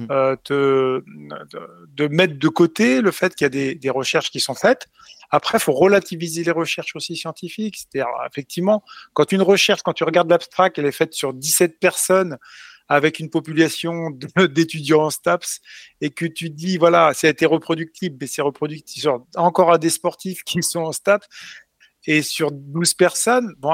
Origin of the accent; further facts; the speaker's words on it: Chartres, Centre-Val de Loire, France; je suis né à Chartres.